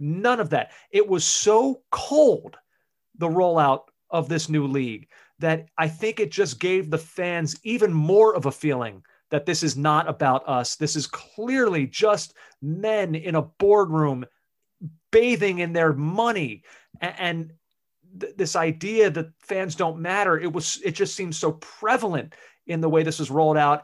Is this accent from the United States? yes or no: yes; United States; as the American on this podcast